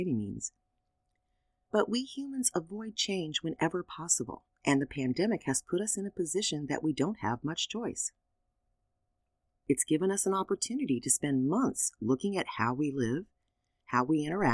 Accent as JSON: {"language": "English", "country": "United States", "said": "being an American"}